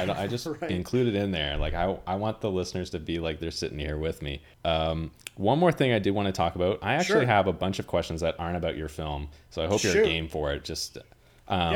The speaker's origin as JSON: {"language": "English", "country": "Canada", "said": "being a Canadian"}